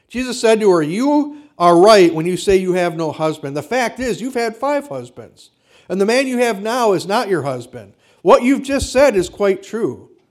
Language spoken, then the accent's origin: English; Kenosha, Wisconsin, United States; I mean, I grew up in Wisconsin. And we didn't see a lot of overt racism, at least in Kenosha where I grew up.